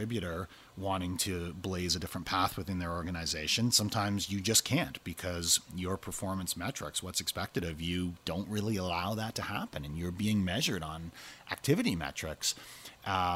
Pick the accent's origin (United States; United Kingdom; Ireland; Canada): Canada; I'm from Canada